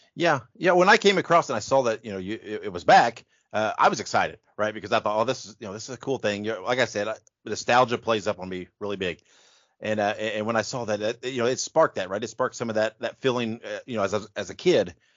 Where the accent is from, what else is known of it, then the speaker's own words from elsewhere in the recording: Indiana, United States; I grew up in Indiana.